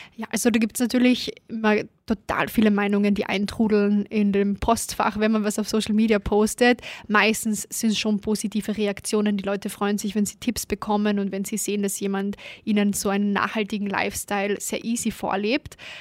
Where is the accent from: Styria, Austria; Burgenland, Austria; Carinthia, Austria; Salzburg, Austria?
Carinthia, Austria; Klagenfurt; now in Vienna, Austria; da war ich noch in Kärnten, bin gebürtige Klagenfurterin. Und als ich dann nach Wien gekommen bin